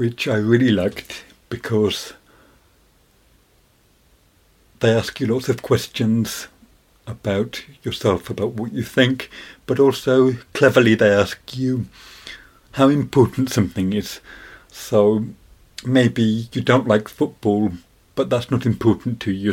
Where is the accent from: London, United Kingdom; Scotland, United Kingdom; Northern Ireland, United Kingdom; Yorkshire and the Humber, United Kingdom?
Yorkshire and the Humber, United Kingdom; Sheffield; now in Manchester, United Kingdom; I was born in Sheffield and I live in Manchester